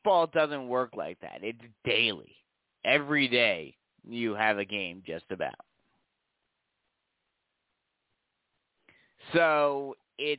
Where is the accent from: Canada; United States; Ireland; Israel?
United States; New York; moved away; I'm from New York